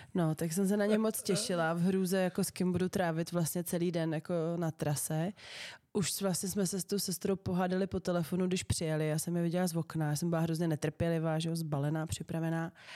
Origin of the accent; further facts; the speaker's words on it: Liberec, Liberec Region, Czechia; všechny spolužáky z gymnázia Františka Xavera Šeldy v Liberci